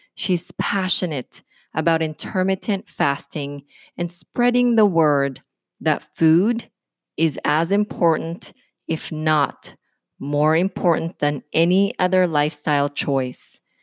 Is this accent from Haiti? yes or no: no; Philippines; moved away; I grew up in the Philippines